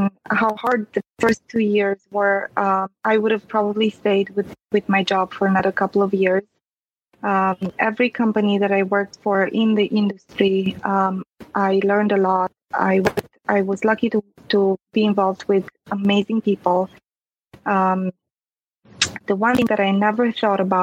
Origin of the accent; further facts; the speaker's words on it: Transylvania, Romania; English is a second language; moved away; I was born and raised in Transylvania, so I'm a Latin-based language speaker.